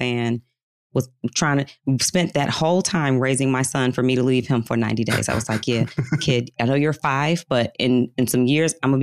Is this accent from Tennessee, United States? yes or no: no; Detroit, Michigan, United States; Metro Detroit. Yep. Suburb outside of Detroit